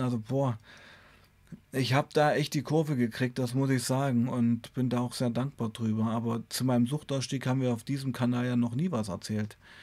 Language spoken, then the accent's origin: German; Weißenfels, Saxony-Anhalt, Germany; bei uns in Weißenfels war damals eine ganz starke Heroinszene